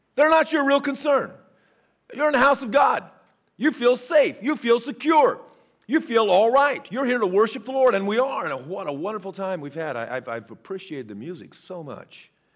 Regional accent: Northern California, United States; now in Fort Smith, Arkansas, United States; as a kid growing up in Northern California

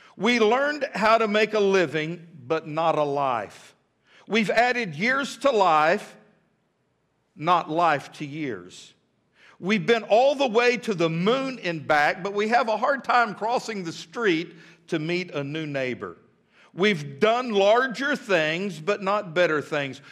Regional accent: United States; I am an American through and through

